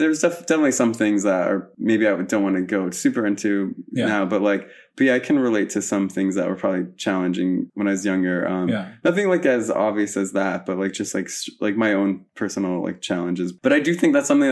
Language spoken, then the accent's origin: English; Pennsylvania, United States; also born or lived in Las Vegas, Nevada; my parents left when I was three, but basically they moved to Pennsylvania. So then I lived in Pennsylvania for a while